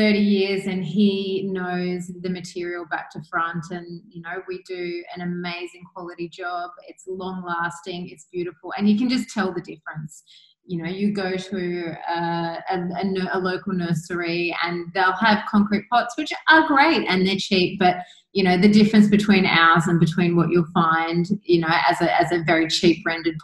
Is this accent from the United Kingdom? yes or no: no; Australia; moved away as an adult; now in Bali, Indonesia; I am obviously from Australia